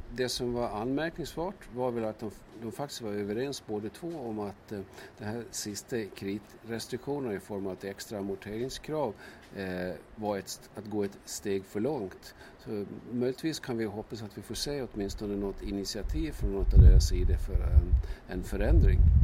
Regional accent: Gotland, Sweden; jag är gotlänning i botten

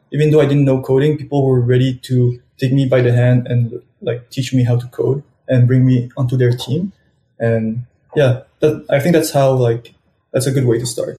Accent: Montreal, Quebec, Canada; I'm from Montreal and I'm studying at Polytechnique Montreal

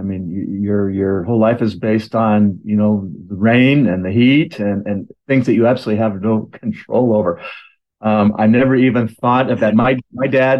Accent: Oregon City, Oregon, United States; I was born in Oregon City, Oregon, in a hospital that's no longer exists

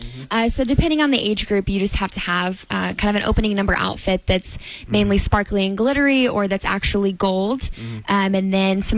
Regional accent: Madison, Indiana, United States; having the opportunity to be Miss Madison Regatta and to represent my hometown

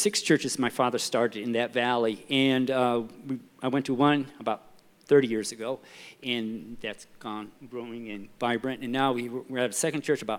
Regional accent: Japan; I was born and raised in Japan. My parents were missionaries there for 47 years.

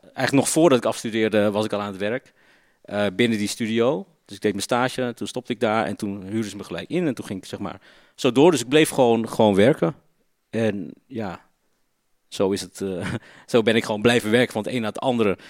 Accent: Ridderkerk, South Holland, Netherlands; Ik ben opgegroeid in Ridderkerk. Dat ligt zeg maar eh, tegen Rotterdam aan

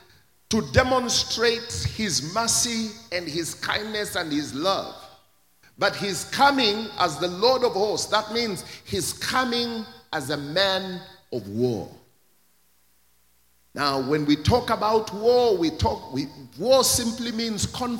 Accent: Kenya; my own country, Kenya

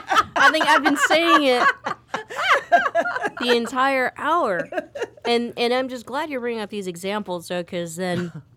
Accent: United States; because I'm American, like straight up

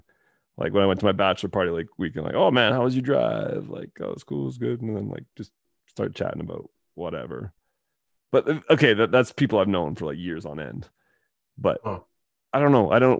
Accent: Lloydminster, Canada; my hometown, Lloydminster.

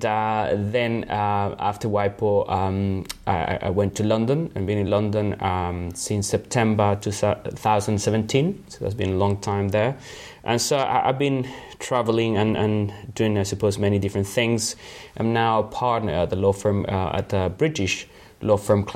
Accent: Santiago, Santiago Metropolitan Region, Chile; English is a second language; moved away as an adult; also born or lived in Punta Arenas, Chile; now in United Kingdom; I was born in Punta Arenas. I lived there until I was about seven. Then we moved to Santiago.

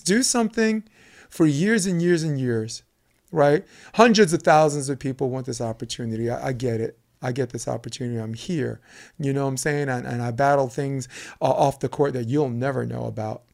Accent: New York City, New York, United States; moved away; also born or lived in Manhattan Beach; I'm from Flatbush, Brooklyn

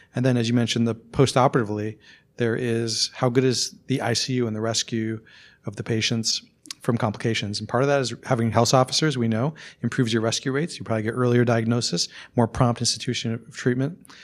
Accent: Randolph, Vermont, United States; moved away; I'm from Randolph, Vermont, which is pretty close to here, actually

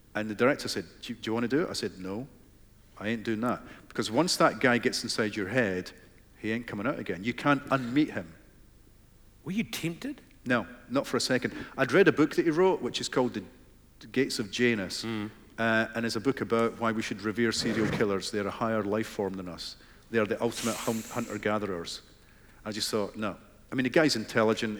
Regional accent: Fife, Scotland, United Kingdom; where I grew up in Fife

